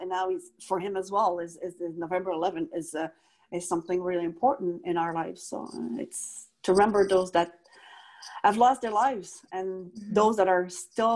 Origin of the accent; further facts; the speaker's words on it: Quebec, Canada; I never forget where I come from, regardless it is from my hometown in Quebec